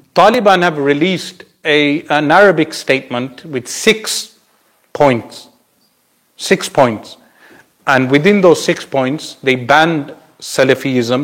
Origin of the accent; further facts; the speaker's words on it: United Kingdom; for us as Muslims, uh, meaning across the globe, uh, and especially as British Muslims